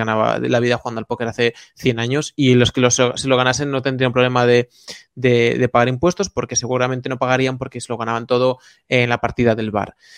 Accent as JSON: {"language": "Spanish", "region": "Galicia", "country": "Spain", "tie": "born or raised there", "said": "un labrador en Galicia, de donde, donde yo nací"}